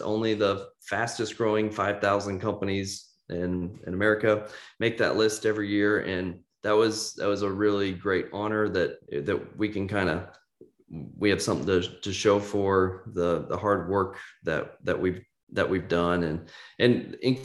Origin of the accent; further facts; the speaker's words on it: Kansas City, United States; moved away as an adult; also born or lived in Nashville, Tennessee; I'm from Kansas City originally, right square in the mid, the Midwest